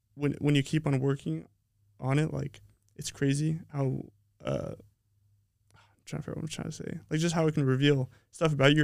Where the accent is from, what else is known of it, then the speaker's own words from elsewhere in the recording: Colorado, United States; moved away; also born or lived in Utah; I'm from Colorado. Um, I was born in Utah, but pretty much I was raised in Colorado.